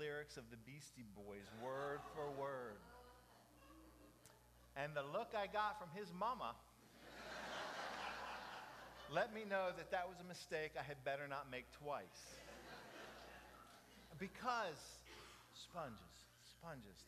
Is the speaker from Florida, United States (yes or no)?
yes; Jacksonville, Florida, United States; also born or lived in Dade City; 25 East 59th Street. That was my address growing up in Jacksonville